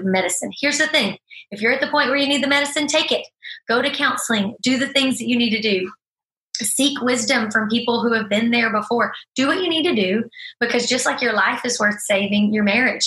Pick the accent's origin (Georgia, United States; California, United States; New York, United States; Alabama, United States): Alabama, United States; we are from Alabama